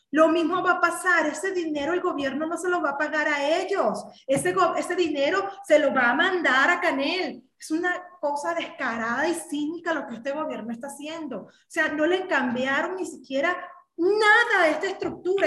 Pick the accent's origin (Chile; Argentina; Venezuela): Venezuela; moved away as an adult; now in Mexico; yo como venezolano de origen